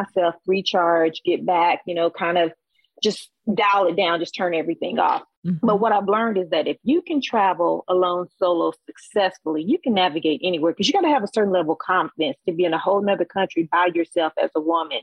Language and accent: English; United States; I'm from the States.